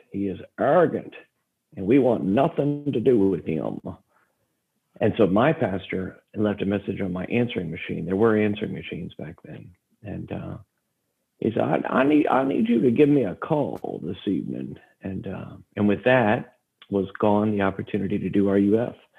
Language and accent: English; Stafford County, Virginia, United States; now in Norfolk, United States; I was raised in Stafford County, Virginia